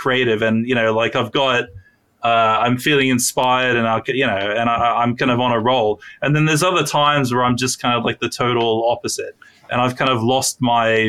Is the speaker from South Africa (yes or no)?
no; United Kingdom; I'm British